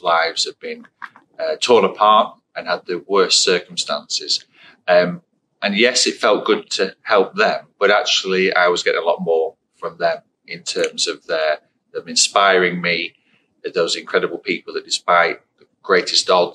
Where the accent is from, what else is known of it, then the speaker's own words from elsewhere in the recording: Blackpool, North West England, United Kingdom; I was born and raised in Blackpool on the Fylde Coast.